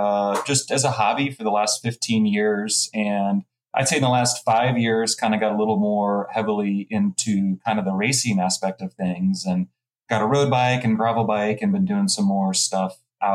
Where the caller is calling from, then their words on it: Harrisonburg, Virginia, United States; Good old Harrisonburg, Virginia.